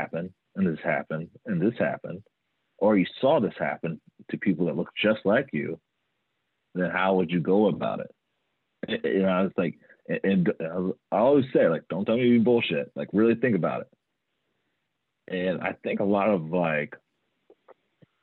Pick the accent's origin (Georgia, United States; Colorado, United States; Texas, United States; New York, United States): Georgia, United States; Atlanta; I did grow up, I'm from Atlanta